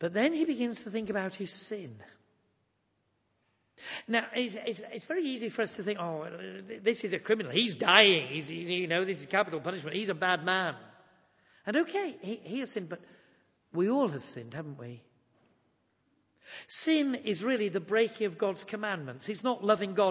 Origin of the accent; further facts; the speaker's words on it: Yorkshire and the Humber, United Kingdom; I'm from Yorkshire